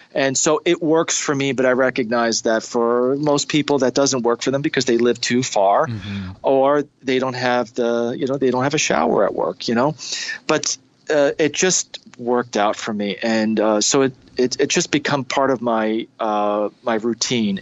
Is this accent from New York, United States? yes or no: yes; New York City, New York, United States; moved away as an adult; also born or lived in Brooklyn, New York City; now in Ohio, United States; I've lived in Ohio for the last almost 20 years, and I grew up uh, in the in the New York City area. I was born in Brooklyn, New York City